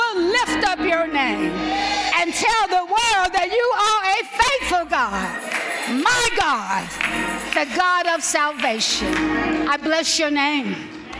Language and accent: English; Alabama, United States; I'm from Alabama